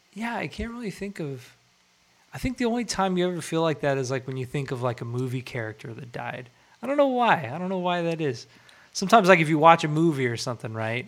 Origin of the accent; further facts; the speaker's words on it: Irvine, California, United States; I grew up like in Irvine